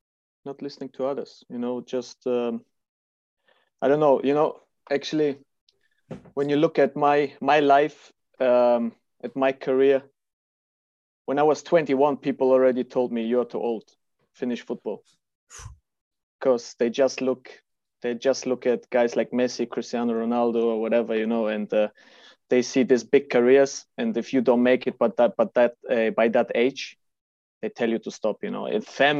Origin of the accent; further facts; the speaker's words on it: Kazakhstan; born there; So, yeah, as we discussed before, I was born in Kazakhstan. My father is a Russian. My mother is German.